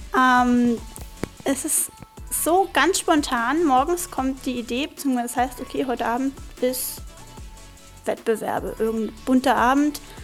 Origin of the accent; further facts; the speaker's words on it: Grünheide, Brandenburg, Germany; ich bin 15 und ich komme aus Grünheide